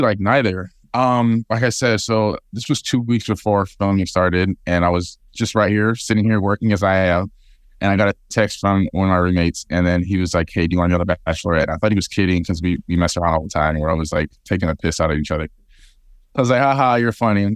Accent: Fresno, California, United States; my hometown of Fresno

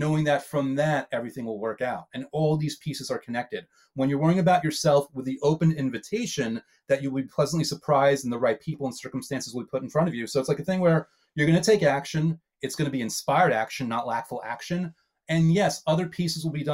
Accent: New York, United States; I'm a New Yorker

